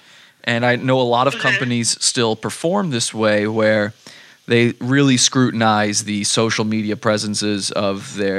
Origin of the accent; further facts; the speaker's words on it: Mexico; moved away; I'm actually originally from Mexico. Most people would say I am white. I guess they would say I'm white passing